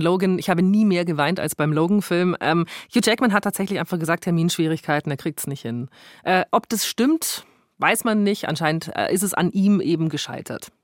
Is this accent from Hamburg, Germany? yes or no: no; Augsburg, Bavaria, Germany; bei uns in Augsburg